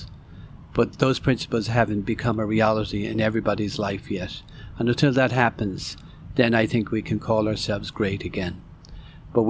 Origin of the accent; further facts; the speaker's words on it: Ireland; I was born and raised in Ireland